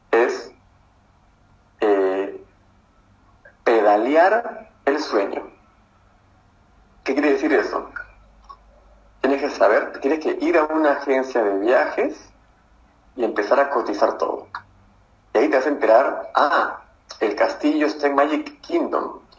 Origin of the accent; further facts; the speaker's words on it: Arequipa, Peru; Hola Eric, soy de Arequipa.